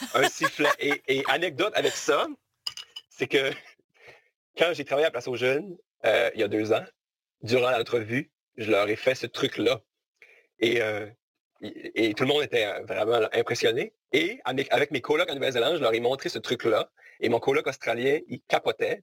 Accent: Gaspésie, Quebec, Canada; moved away as an adult; now in New Zealand; la Gaspésie est quand même très, très importante pour nous quand on est gaspésien

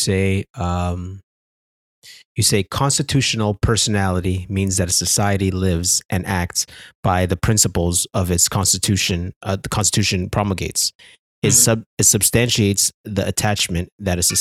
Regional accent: Canada; here in Canada

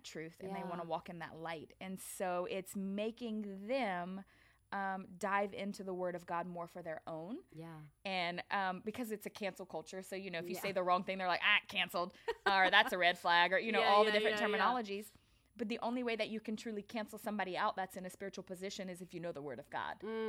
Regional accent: Louisiana, United States; I'm from Louisiana

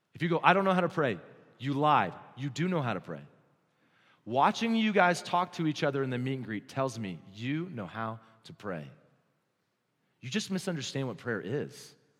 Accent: New Mexico, United States; I'm from New Mexico

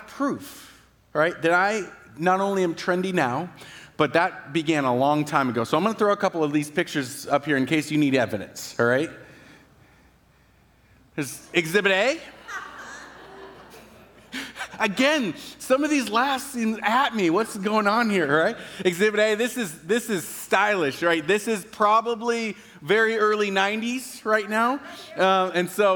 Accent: Battle Ground, Washington, United States; I am from Battleground, but I have never owned a cowboy hat in my entire life

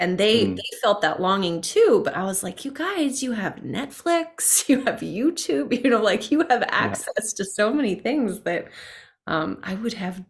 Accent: France; I had my parents there, but I grew up in France

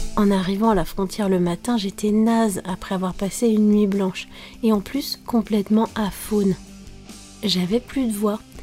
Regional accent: France; je suis française, prof de français langue étrangère

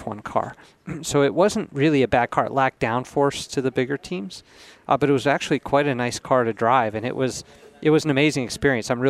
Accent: United States; being an American

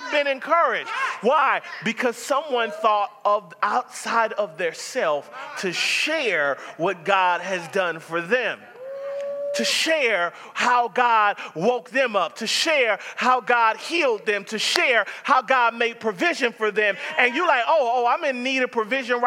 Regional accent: the South, United States; I'm from the South.

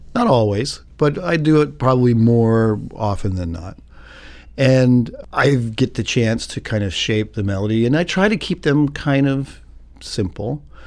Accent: Philadelphia, Pennsylvania, United States; I was born in Philadelphia, Pennsylvania in nineteen fifty-two

